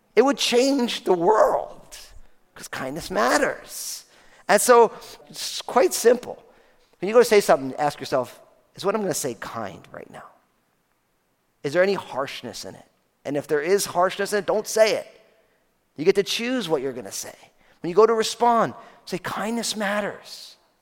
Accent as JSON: {"language": "English", "region": "New Jersey", "country": "United States", "said": "I'm from New Jersey"}